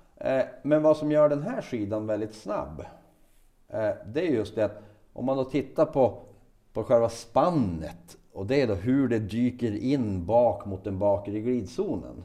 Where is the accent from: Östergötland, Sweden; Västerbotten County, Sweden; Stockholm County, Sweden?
Västerbotten County, Sweden; now in Piteå, Sweden; Jag är, jag är västerbottning ja, av födsel ohejdad vana, men har bott i Piteå sedan 95.